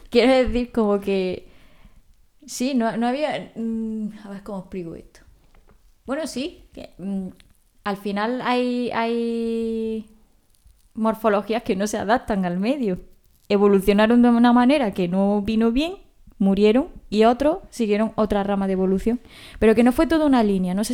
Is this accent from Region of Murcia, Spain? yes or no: no; Andalusia, Spain; por encima de cualquier cosa, soy andaluza.